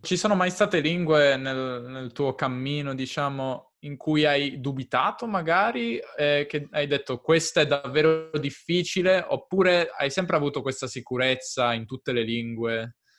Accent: near Turin, Piedmont, Italy; Piemonte, io sono del Piemonte.

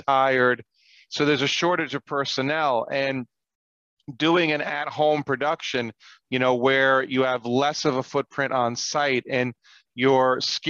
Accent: New York, United States; now in California, United States; I grew up in New York

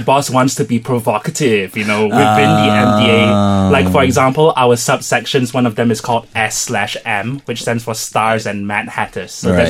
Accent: Singapore

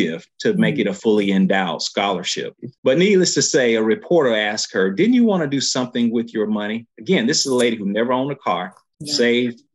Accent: Eufaula, Alabama, United States; I came from Eufaula, Alabama

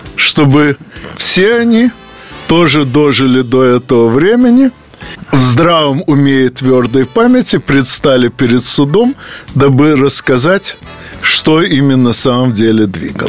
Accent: Odesa, Odesa Oblast, Ukraine; из моей родной Одессы

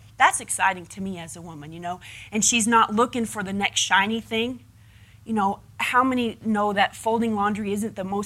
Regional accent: United States

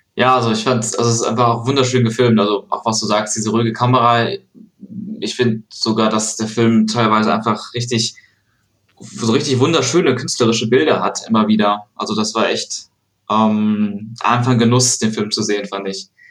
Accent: Aachen, North Rhine-Westphalia, Germany; born or raised there; now in Cologne, Germany

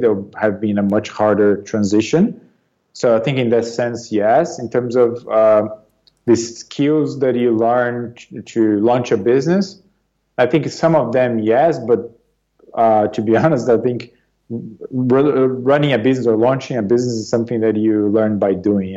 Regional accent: São Paulo, Brazil; moved away as an adult; also born or lived in Marseille, France / United States; now in London, United Kingdom; I was born and raised in Brazil, um, in the Sao Paulo region

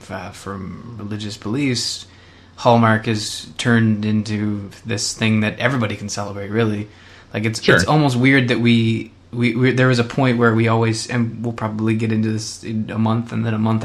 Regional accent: Canada; Canadians just usually give thanks because we're nice people.

